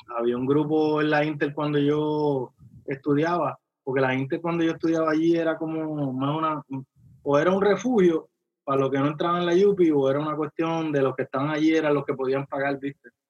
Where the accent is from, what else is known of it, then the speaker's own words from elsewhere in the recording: Carolina, Puerto Rico; yo me crié en Villa Carolina